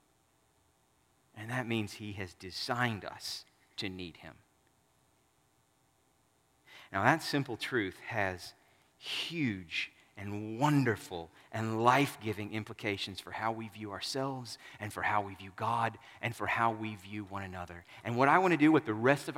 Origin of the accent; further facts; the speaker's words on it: Southern United States, United States; I'm a Southerner and not a Westerner, a Northerner